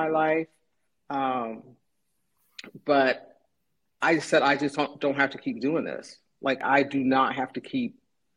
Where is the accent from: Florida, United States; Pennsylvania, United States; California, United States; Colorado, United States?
California, United States; San Diego; moved away as an adult; also born or lived in Kansas City; now in Tours, France; My father was in the Navy, and I grew up in San Diego, and we lived at the beach